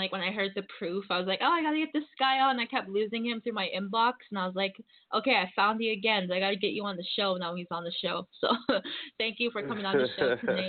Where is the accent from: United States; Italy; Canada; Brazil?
Canada; Saskatchewan; I'm from Saskatchewan. I'm out here in Saskatoon, Saskatchewan.